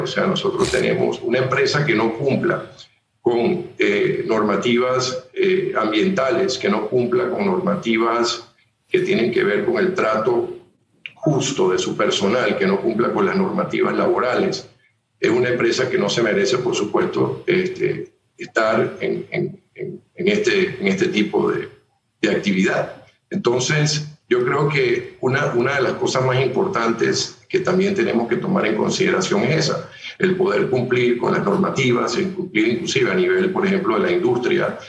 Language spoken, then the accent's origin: Spanish; Panama